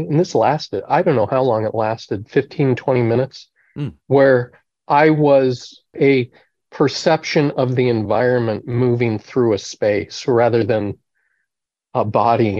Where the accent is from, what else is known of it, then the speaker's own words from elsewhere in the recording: Eau Claire, Wisconsin, United States; I grew up in the Congregational Church in Eau Claire, Wisconsin.